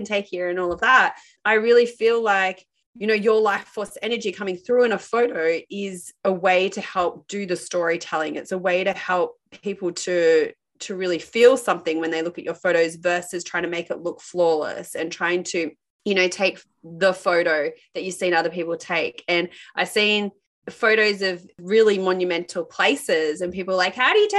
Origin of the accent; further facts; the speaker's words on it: Sydney, New South Wales, Australia; we're from Sydney, Australia